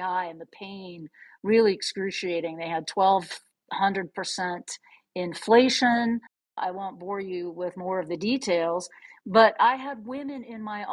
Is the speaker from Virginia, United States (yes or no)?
yes; McLean, Virginia, United States; moved away; also born or lived in Manhattan; I grew up in McLean, Virginia